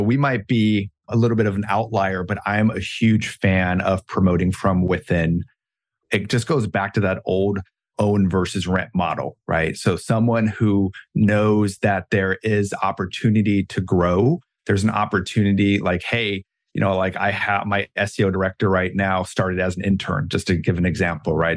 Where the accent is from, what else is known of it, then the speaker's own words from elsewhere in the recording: Germany; moved away; I grew up in Germany, my German upbringing